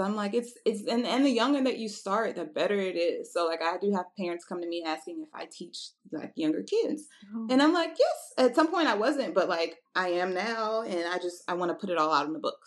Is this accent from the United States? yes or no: yes; Houston, Texas, United States; also born or lived in Nashville, Tennessee; I'm originally from Houston, Texas, uh, by way of Nashville, Tennessee.